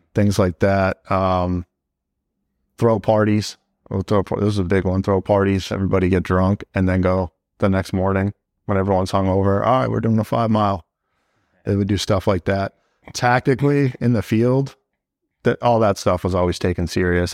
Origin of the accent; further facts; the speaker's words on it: Southern New Hampshire, United States; moved away as an adult; also born or lived in Nashua, New Hampshire / Hudson, New Hampshire / Merrimack, New Hampshire / Manchester, New Hampshire; now in Fort Drum, United States; I'm from Southern New Hampshire, um, city right on the border of Massachusetts, Nashua, New Hampshire. Um, grew up there for a little while, uh, then we moved over to the town next, next to it, Hudson, and then I went to high school in Merrimack, New Hampshire